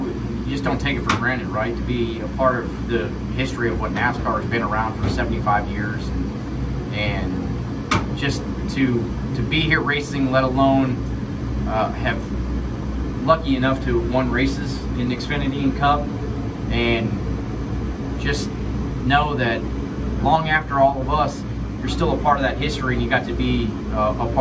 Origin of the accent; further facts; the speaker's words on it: Los Gatos, California, United States; I'm from the Cats, California.